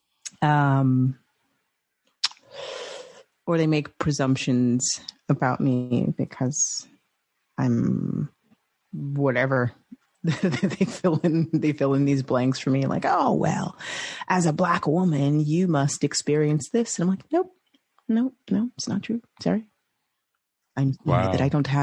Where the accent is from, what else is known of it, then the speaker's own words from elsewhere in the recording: New York, United States; moved away; I'm from New York originally